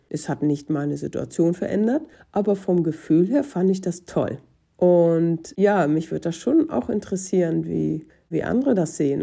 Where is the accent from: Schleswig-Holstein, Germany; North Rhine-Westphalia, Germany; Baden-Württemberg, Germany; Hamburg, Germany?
Schleswig-Holstein, Germany; Reinbek; moved away as an adult; in Rheinbeck, wo ja meine Heimat war